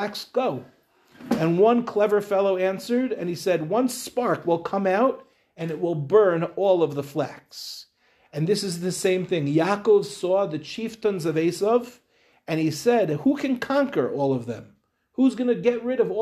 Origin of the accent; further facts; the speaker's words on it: Lawrence, New York, United States; now in Israel; I grew up in Lawrence